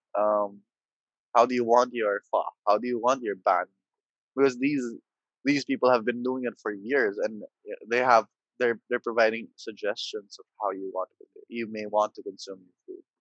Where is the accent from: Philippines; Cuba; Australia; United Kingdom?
Philippines; being Filipino